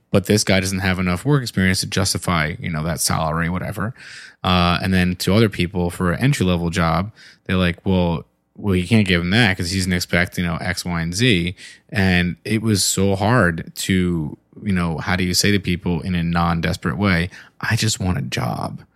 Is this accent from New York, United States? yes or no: yes; New York, United States; also born or lived in Philadelphia; now in Baltimore, United States; growing up in, in New York